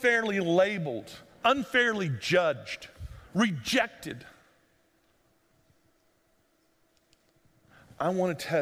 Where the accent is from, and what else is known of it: United States